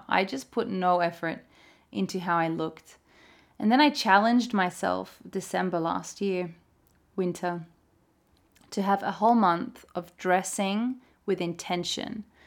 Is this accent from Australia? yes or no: yes; Australia; moved away as an adult; now in Norway; as an Australian